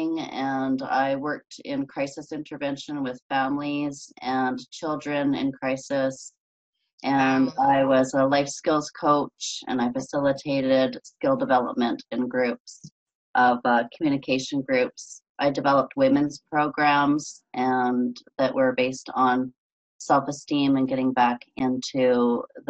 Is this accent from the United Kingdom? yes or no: no; Canada; accent: Canadian; moved away as an adult; now in California, United States; originally I'm from Canada and I've been living in California now for about 22 years. And you could probably hear that accent still in the way I say about